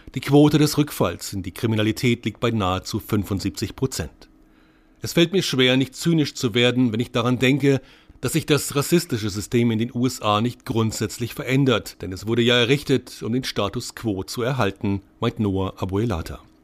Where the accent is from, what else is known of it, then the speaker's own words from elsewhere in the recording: Nuremberg, Bavaria, Germany; moved away as an adult; also born or lived in San Francisco, United States / Oakland, United States; meiner Heimatstadt Nürnberg